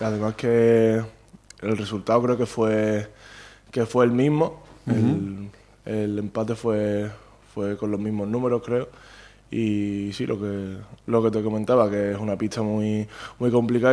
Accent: Palma del Río, Andalusia, Spain; moved away as an adult; also born or lived in Pontevedra; Yo nací en Palma del Río, mi casa está en Palma del Río, mi familia es de Palma del Río toda la vida

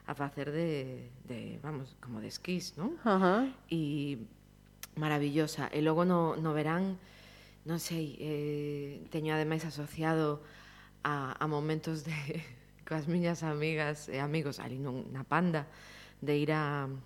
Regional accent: A Cañiza, Galicia, Spain; son da Cañiza, Cañiza centro

